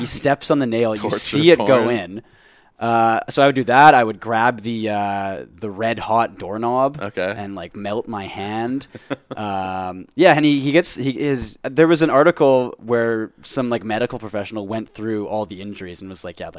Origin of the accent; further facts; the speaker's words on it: South Korea; I'm from South Korea though.